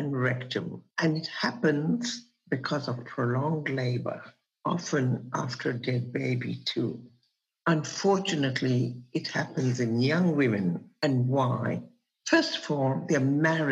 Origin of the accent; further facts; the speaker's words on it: Kenya; I was born in Kenya and I worked there as a radiographer